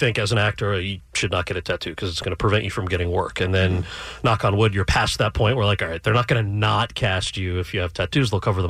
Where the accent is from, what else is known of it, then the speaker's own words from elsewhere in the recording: United States; as an American